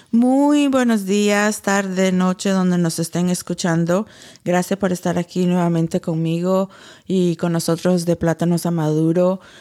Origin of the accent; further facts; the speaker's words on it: United States; moved away as an adult; now in Nicaragua; yo como estadounidense, americana, también parte mía, que creí en los Estados Unidos y he vivido toda mi vida ahí